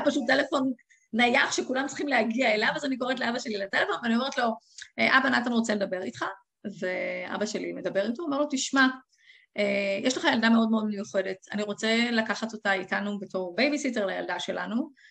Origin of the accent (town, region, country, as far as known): Israel; moved away as an adult; also born or lived in England; now in Gibraltar